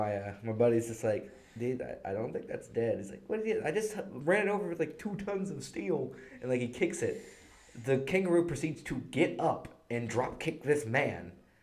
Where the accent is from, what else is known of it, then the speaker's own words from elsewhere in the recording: United States; Yeah, heard it here, folks. Because we're American, we suck.